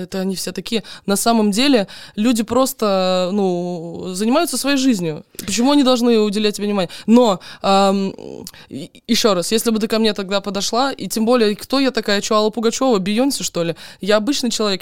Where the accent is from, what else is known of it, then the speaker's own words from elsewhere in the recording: Donetsk Oblast, Ukraine; moved away as an adult; also born or lived in Crimea; now in Moscow, Russia; Я украинка, я родилась, короче, я родилась на Украине, я выросла в Донецкой области